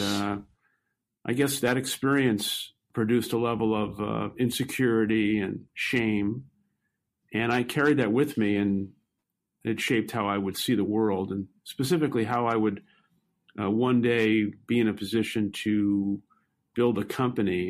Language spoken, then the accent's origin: English; New York City, New York, United States; I grew up in Brooklyn, New York, and uh, lived uh, most of my young adolescent and teenage life in public housing